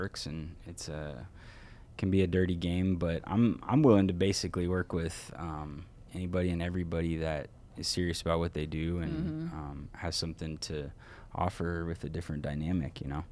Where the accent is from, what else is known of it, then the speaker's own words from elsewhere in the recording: Texas, United States; moved away as an adult; now in Colorado, United States; I grew up in Texas, so you know, I was in Texas from 0-19